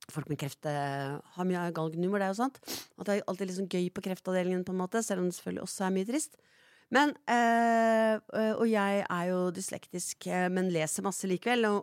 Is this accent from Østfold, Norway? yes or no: no; Oslo, Norway; vi kommer fra Galgeberg.